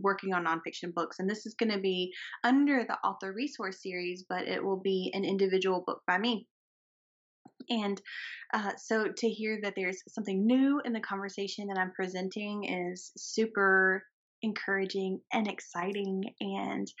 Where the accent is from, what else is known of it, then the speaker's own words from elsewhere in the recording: the South, United States; accent: southern; my southern accent